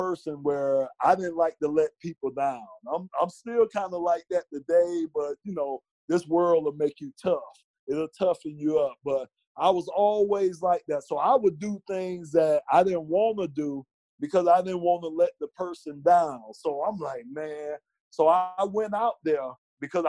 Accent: Miami, Florida, United States; born and raised in Miami

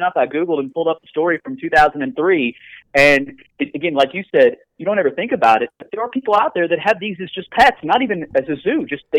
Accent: Bullitt County, Kentucky, United States; I grew up in Bullitt County, Kentucky, just south of Louisville.

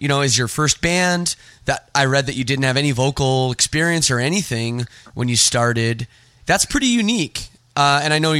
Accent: Toronto, Ontario, Canada; I'm from Toronto, so I'm a big Blue Jays fan

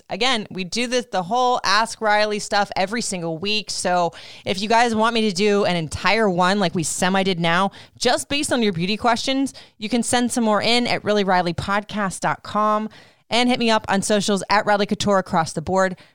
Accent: Puerto Rico; I'm from Puerto Rico, for goodness sakes. We have something in there that's used to the sun

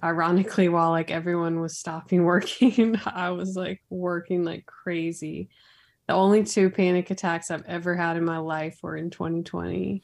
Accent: Raleigh, North Carolina, United States; I was born and raised here in Raleigh, North Carolina, the capital.

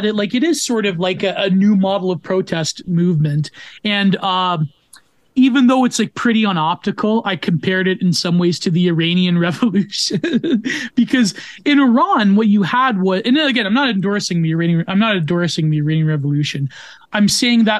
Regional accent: Canada; I'm a Canadian

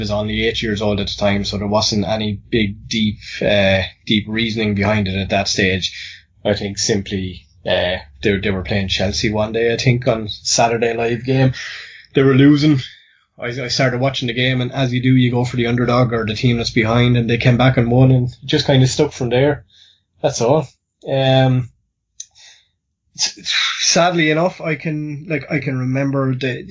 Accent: Ireland; accent: Irish; based on my accent. I'm Irish

